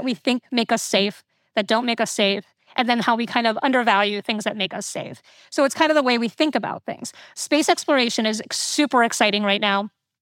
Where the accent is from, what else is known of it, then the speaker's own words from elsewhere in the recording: Florida, United States; I, you know, grew up in Florida. I grew up near Kennedy Space Center